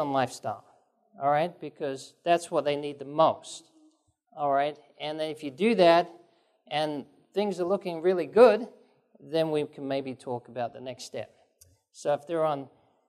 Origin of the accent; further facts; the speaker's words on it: England, United Kingdom; moved away; also born or lived in Japan; grew up in England, and I grew up on green tea. And I lived in Japan